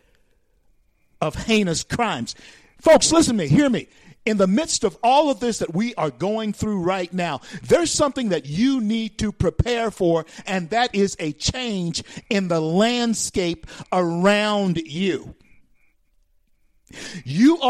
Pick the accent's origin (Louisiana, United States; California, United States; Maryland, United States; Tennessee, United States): Louisiana, United States; Shreveport; moved away; I grew up in Shreveport, Louisiana